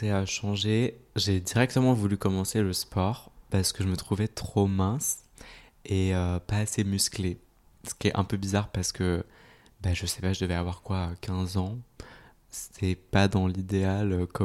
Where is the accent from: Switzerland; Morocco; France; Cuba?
Switzerland; En Suisse.